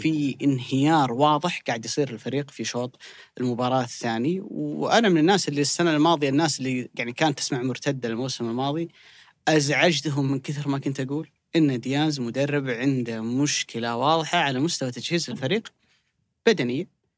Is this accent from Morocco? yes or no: no; Saudi Arabia; بالنسبه لنا كسعوديين